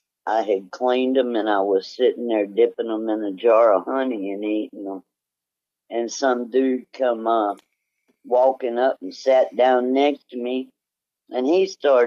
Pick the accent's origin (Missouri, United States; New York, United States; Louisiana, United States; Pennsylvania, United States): Louisiana, United States; New Orleans; here in New Orleans. Oh. They had come to my hometown to visit.